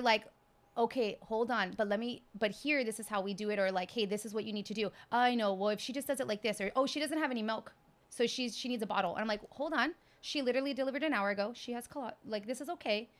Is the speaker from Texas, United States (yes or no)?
yes; Texas, United States; moved away; I'm from Texas